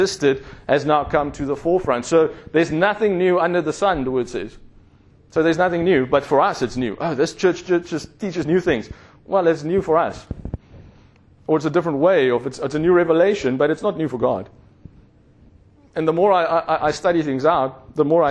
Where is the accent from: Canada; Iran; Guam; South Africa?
South Africa; growing up in South Africa